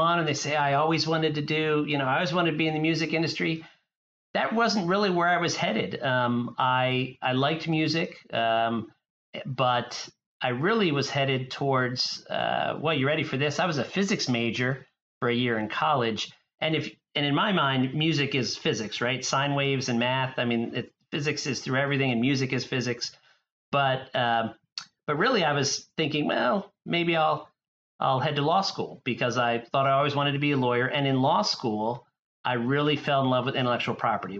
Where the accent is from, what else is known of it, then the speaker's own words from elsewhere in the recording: Wilmington, Delaware, United States; I grew up in the first state, Wilmington, Delaware. I'm a native Delawarean